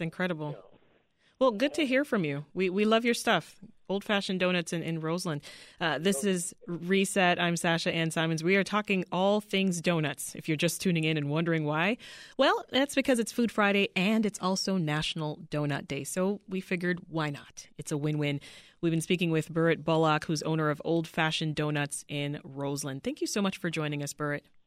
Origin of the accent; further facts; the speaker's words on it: Toronto, Ontario, Canada; moved away as an adult; now in Chicago, United States; my hometown in Toronto.